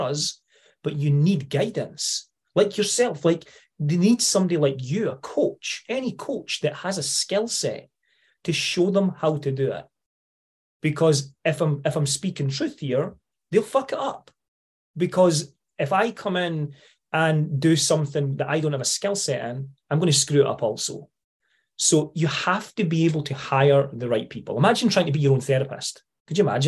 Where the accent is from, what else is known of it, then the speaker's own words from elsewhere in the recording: Scotland, United Kingdom; accent: Scottish; being Scottish, sometimes if you don't come from Scotland, you have to listen a little bit harder, right? Because we have a bit of a strange twang now and again.